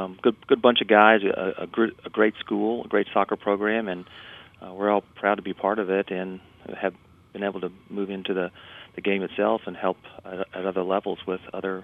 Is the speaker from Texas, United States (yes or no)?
yes; Texas, United States; it was 35 degrees, and we're from Texas, so that was a shock.